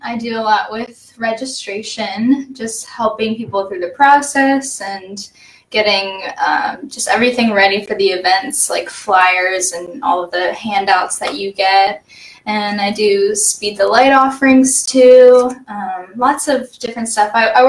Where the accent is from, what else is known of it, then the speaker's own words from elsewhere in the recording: New Cumberland, Pennsylvania, United States; I grew up right around here in New Cumberland, and I grew up at Christian Life Assembly in Camp Hill.